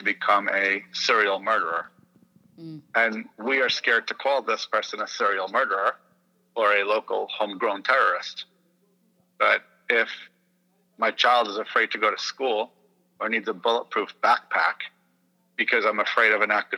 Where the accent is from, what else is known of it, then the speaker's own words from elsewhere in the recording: New York City, New York, United States; also born or lived in Indiana / Texas; I am from Brooklyn, New York, and I spend time in Indiana and Texas